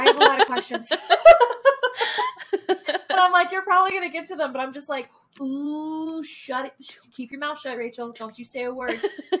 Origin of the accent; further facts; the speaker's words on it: United States; I'm an American.